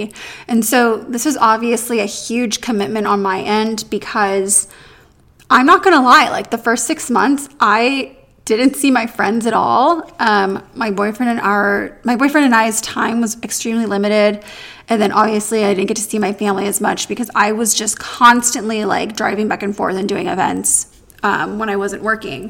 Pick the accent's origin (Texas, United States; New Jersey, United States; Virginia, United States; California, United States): California, United States; San Diego; also born or lived in New York City / Los Angeles; I'm from San Diego